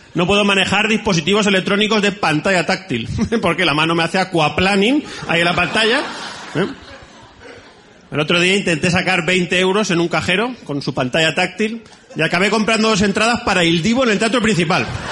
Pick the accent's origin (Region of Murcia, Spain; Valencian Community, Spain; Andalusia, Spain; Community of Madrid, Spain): Valencian Community, Spain; Valencia; vengo de Valencia